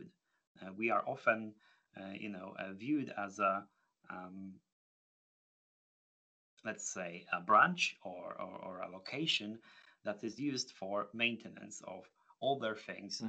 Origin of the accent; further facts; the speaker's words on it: Poland; moved away as an adult; now in United Kingdom; moving away from my home country